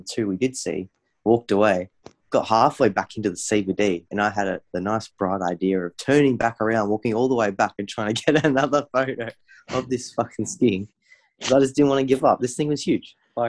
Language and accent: English; Melbourne, Victoria, Australia; we're from Melbourne